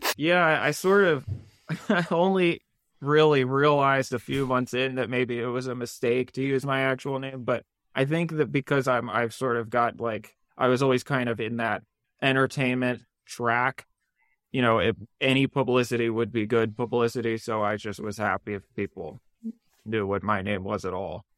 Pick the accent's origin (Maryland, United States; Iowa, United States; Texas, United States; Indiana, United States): Maryland, United States; Maryland suburbs, United States; I grew up in the Maryland suburbs